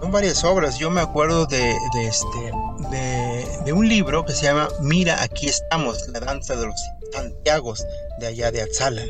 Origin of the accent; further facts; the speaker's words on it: Mexico; somos de Huicuatilla